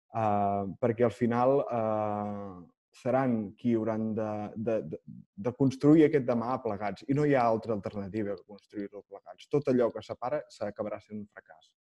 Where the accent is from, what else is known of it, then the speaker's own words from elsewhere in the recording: Olot, Catalonia, Spain; sóc d'Olot